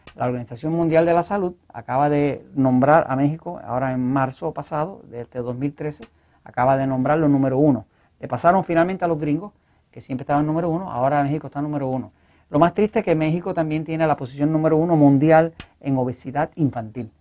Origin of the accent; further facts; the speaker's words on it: Puerto Rico; nosotros acá en Puerto Rico